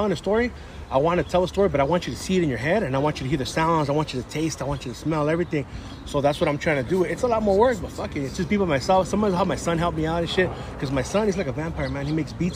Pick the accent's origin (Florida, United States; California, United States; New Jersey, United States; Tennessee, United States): California, United States; San Gabriel; now in Alhambra, United States; I grew up in San Gabriel.